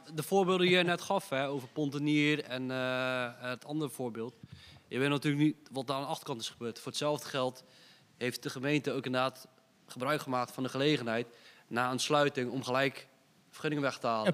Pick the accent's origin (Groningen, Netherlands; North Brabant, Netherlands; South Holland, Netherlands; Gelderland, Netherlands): South Holland, Netherlands; Dordrecht; we zijn vier gasten uit Dordrecht.